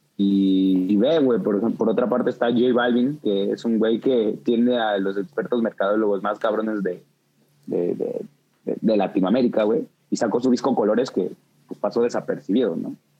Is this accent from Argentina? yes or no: no; Mexico City, Mexico; crecí en Santo Domingo, Coyoacán.